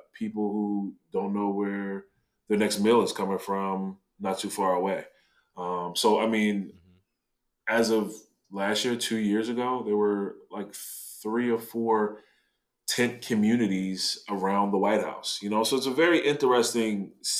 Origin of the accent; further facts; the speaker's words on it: Washington, District of Columbia, United States; now in Philadelphia, United States; I'm originally from Washington, D.C., you know, shout out to the 202